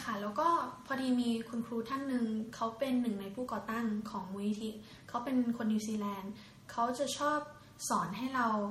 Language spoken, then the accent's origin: Thai; Thailand; โตมาจากครอบครัว คนจีนที่อพยพเข้ามาในไทยนะคะ แล้วก็จากนั้นก็เข้าไปอยู่ในบ้านเด็กกำพร้าประมาณ 12 ปีค่ะ